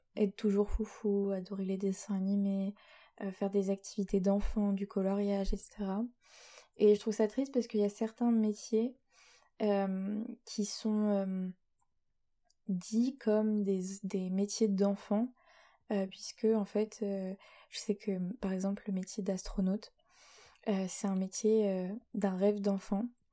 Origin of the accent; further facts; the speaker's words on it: Rouen, Normandy, France; je viens de Rouen, au milieu des vaches et euh, du bon fromage et de la pluie, euh, c'est-à-dire en Normandie